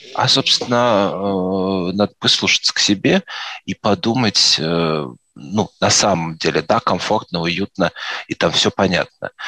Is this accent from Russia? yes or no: yes; Moscow Oblast, Russia; also born or lived in Vladimir; я из Подмосковья